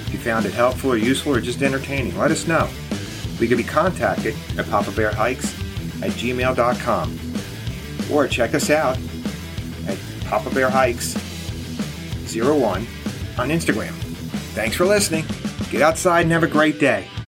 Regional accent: United States; I grew up outside New York City.

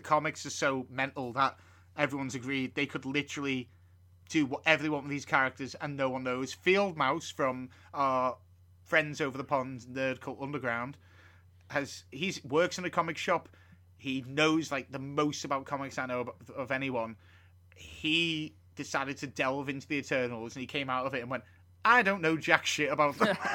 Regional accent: United Kingdom; as a British person

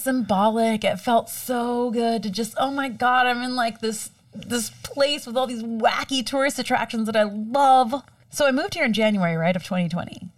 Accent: Miami, Florida, United States; moved away as an adult; also born or lived in Orlando, Florida; I was born and raised in Miami, Florida, and we now live in Orlando

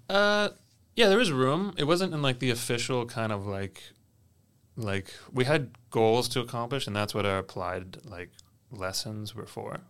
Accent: Kentville, Nova Scotia, Canada; I grew up in the Annapolis Valley, specifically a little town called Kentville

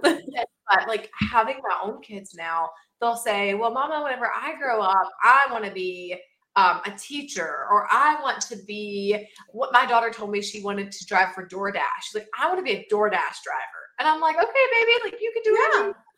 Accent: southern Georgia, United States; I am actually from a very small town in southern Georgia

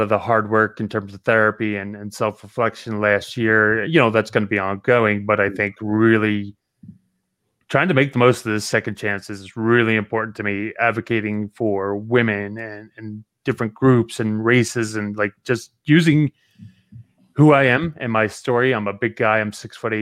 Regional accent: Jersey Shore, New Jersey, United States; also born or lived in Virginia; now in Florida, United States; I'm from the Jersey Shore

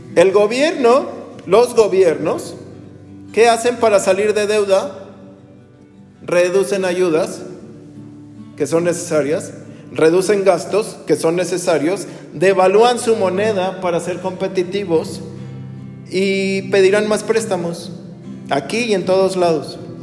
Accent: Mexico

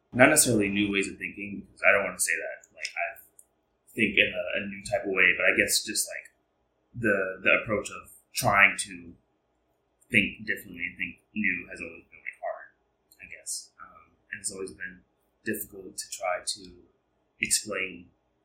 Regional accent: New York City, New York, United States; I am from Harlem, New York, born and raised

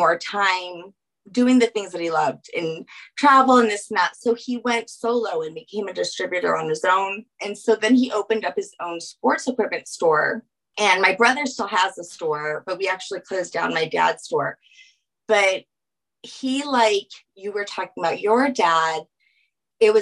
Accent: New Orleans, Louisiana, United States; now in Aurora, United States; I'm originally from New Orleans

